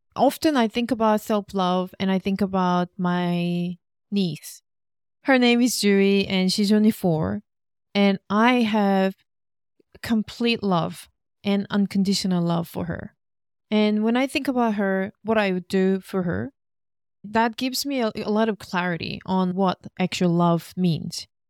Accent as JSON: {"language": "English", "country": "South Korea", "tie": "born or raised there", "also_born_or_lived": "Australia", "moved": "as an adult", "said": "Korean staple foods 'cause that reminds me of my hometown."}